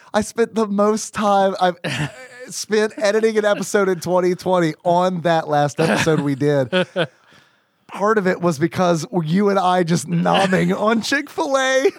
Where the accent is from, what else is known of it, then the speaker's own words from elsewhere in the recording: Kentucky, United States; West Kentucky.